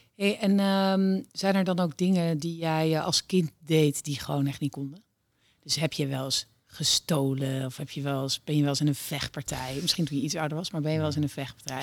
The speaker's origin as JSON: {"language": "Dutch", "town": "Nijmegen", "region": "Gelderland", "country": "Netherlands", "tie": "born or raised there", "said": "ik ben in Nijmegen opgegroeid"}